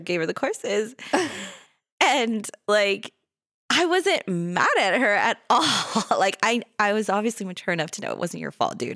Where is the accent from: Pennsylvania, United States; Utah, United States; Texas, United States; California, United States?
California, United States; Los Angeles; I come from California, from Los Angeles